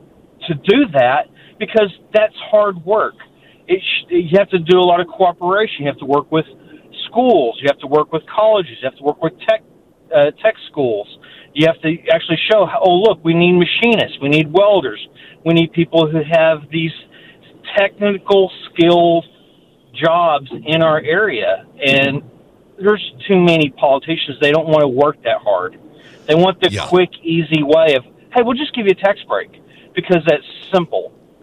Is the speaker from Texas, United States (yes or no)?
yes; Longview, Texas, United States; I grew up on Natchitoches meat pies, and for Thanksgiving, after we would eat our Thanksgiving turkey, well, chicken and dressing, in Longview, Texas, we would drive down to Natchitoches